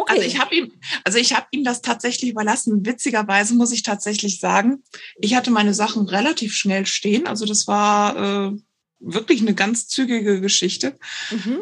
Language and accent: German; Cologne area, North Rhine-Westphalia, Germany; moved away; also born or lived in northern Germany; wir kommen halt ursprünglich aus dem Kölner Bereich